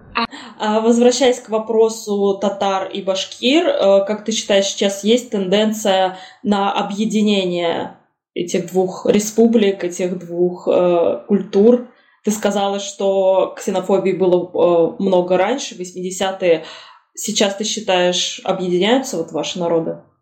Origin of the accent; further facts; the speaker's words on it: Russia; Я там на арабском не говорю, потому что я выросла в России